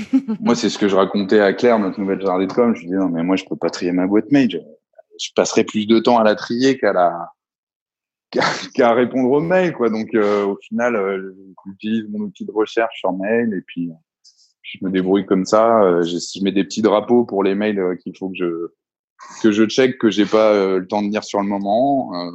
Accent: Reims, Grand Est, France; moi, je viens de la Champagne, à la base de Reims

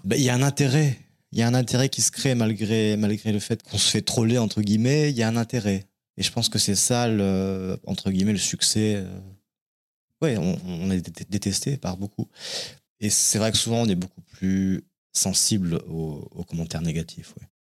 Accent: Cognac, Nouvelle-Aquitaine, France; moved away as an adult; also born or lived in Paris; Je suis né en Charente. Je suis un Charentais de Cognac, la ville du Cognac. Et euh, j'ai fait ma scolarité là-bas jusqu'à 18 ans

